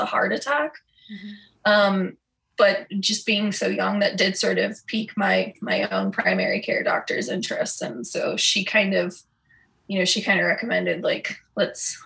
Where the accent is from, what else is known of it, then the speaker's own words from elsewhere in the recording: Denver, Colorado, United States; now in Des Moines, United States; I'm originally from Denver, Colorado